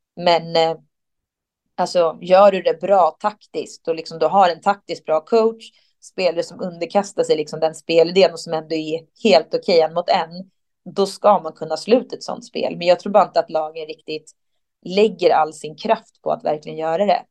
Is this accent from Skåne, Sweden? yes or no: no; Stockholm, Stockholm County, Sweden; där jag är ifrån i Stockholm